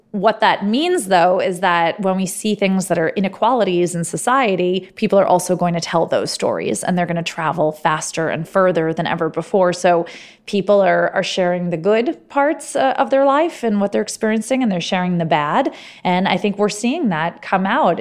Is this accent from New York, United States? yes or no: yes; New York City, New York, United States; moved away as an adult; also born or lived in Silicon Valley, California / Harvard (Massachusetts); I grew up in New York. I didn't think that life existed outside of New York City